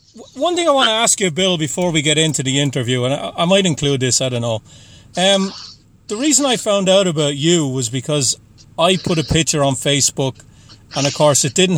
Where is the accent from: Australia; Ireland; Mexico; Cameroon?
Ireland; County Waterford, Munster; now in Boston, United States; I am just outside of Boston. I'm originally from Ireland.